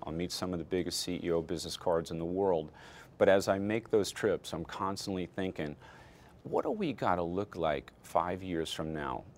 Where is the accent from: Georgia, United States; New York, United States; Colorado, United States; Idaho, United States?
New York, United States; Amityville; also born or lived in Flushing, New York; I was born in Flushing, New York, grew up in Amityville, Long Island